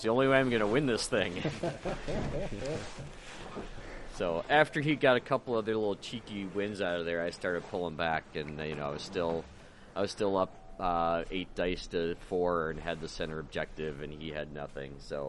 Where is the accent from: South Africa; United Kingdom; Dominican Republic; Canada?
United Kingdom; I'm like, I'm British.